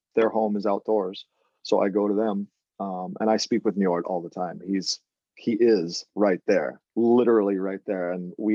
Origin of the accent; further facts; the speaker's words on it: Jacksonville, Florida, United States; now in Nantucket, United States; I grew up in Florida, Northeast Florida in Jacksonville.